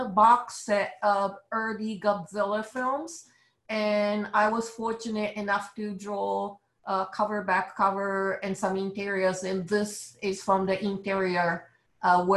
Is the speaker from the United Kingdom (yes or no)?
no; Japan; accent: Japanese; English is a second language; now in New York, United States; as you can tell from my accent, I'm a Japanese illustrator based in New York